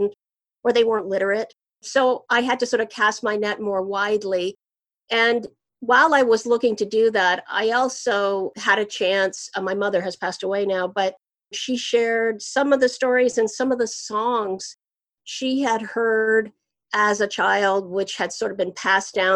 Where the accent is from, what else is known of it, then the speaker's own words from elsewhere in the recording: Windsor, Ontario, Canada; I was actually born and raised in Windsor, so on the Canadian side of the border